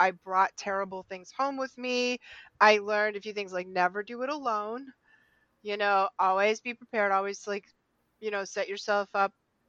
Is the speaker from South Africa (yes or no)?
no; New England, United States; we're from New England. There's a lot of Catholics here